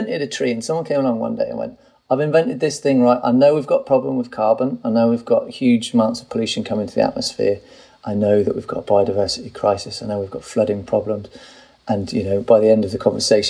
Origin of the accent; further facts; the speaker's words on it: United Kingdom; I'm British